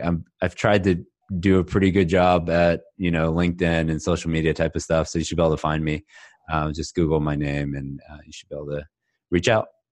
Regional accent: Houston, Texas, United States; also born or lived in Austin; now in Dallas, United States; I was born and raised in Houston, went to school in Austin, and I've been in Dallas for twelve years now.

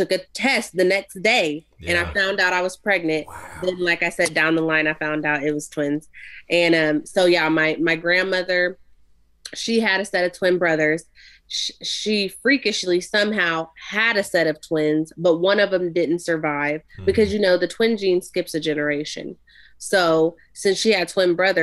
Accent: Ohio, United States; we're from Ohio

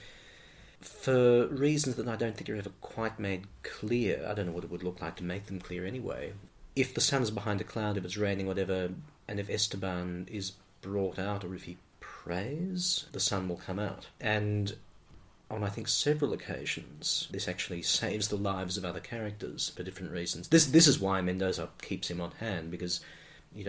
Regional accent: Strathfield, New South Wales, Australia; I grew up in Strathfield, went to a school in Strathfield, and so, yes, for an urban kid like me

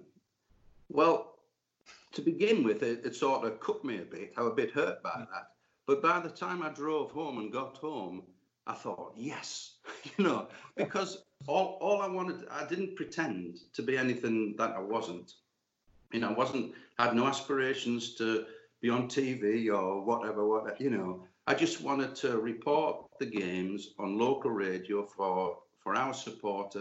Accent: Newcastle upon Tyne, North East England, United Kingdom; I'm a Geordie and our family were Newcastle fans. My dad took me to St. James's Park in 1955. So I was 7 then

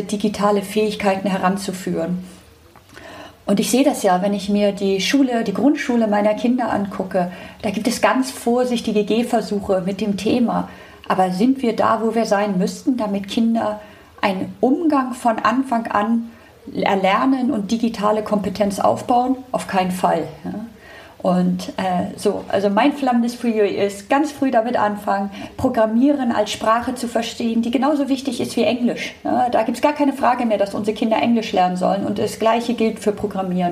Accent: Hamburg, Germany; Ich komme aus Hamburg

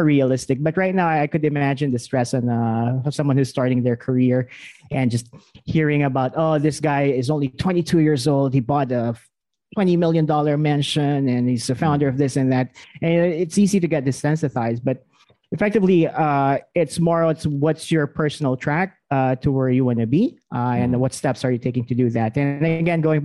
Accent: Pampanga, Central Luzon, Philippines; moved away as an adult; also born or lived in Manila, Philippines; now in Singapore; I was born in Pampanga. I'm actually a full-fledged Kapampangan.

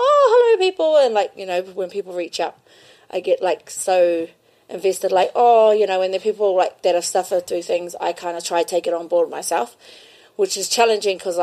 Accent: Kaitaia, Northland, New Zealand; also born or lived in Ahipara; I'm born in Kaitaia, but I'm from Pukipuru.

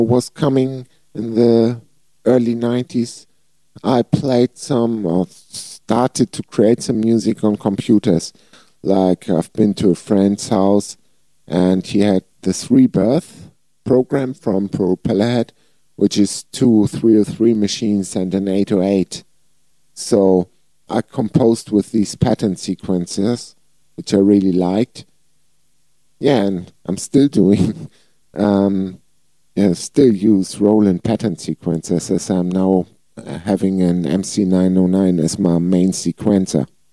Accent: Flensburg, Schleswig-Holstein, Germany; born or raised there

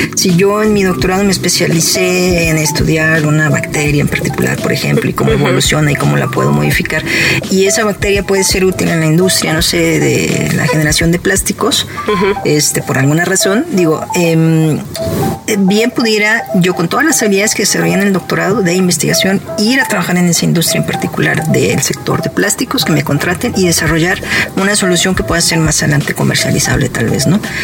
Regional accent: León, Guanajuato, Mexico; moved away as an adult; also born or lived in Monterrey / San Diego / Manchester; now in Guadalajara, Mexico; Yo nací en la ciudad de León, Guanajuato

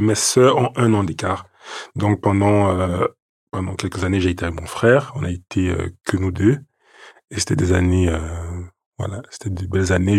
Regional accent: Yaoundé, Centre, Cameroon; now in Paris, France; Je suis né à Yaoundé, au Cameroun, le onze septembre mille neuf cent quatre-vingt-treize.

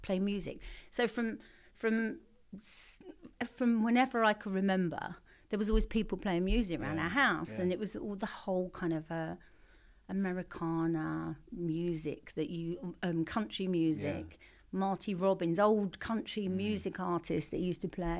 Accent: London, United Kingdom; also born or lived in Blackheath; when I was four, we moved to a council estate in southeast London called Abbey Wood, and that was where I grew up

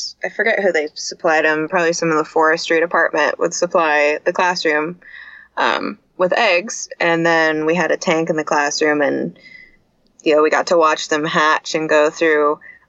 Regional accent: Vancouver, Washington, United States; In Vancouver, Washington.

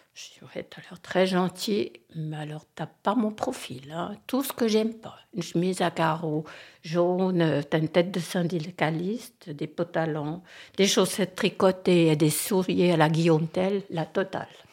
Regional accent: French-speaking Switzerland, Romandy, Switzerland; moved away as an adult; Je venais de la Suisse romande

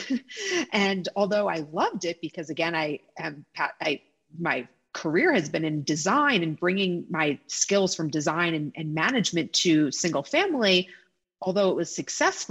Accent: New York City, New York, United States; I'm a proud New Yorker, born and raised

